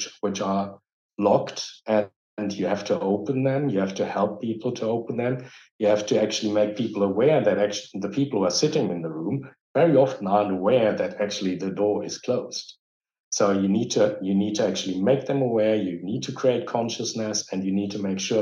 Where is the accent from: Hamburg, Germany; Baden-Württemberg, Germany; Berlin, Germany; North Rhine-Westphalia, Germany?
North Rhine-Westphalia, Germany; Dortmund; English is a second language; I grew up here. I was born here. I was educated here.